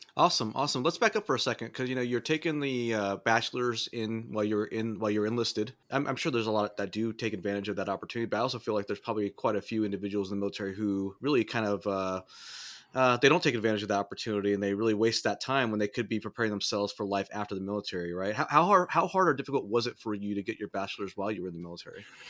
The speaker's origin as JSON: {"language": "English", "region": "Southern California", "country": "United States", "tie": "born or raised there", "said": "I grew up in Southern California"}